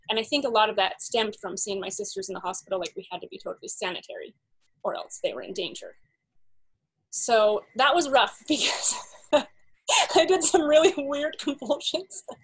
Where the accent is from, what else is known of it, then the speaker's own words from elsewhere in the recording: Salt Lake City, Utah, United States; I grew up in Salt Lake City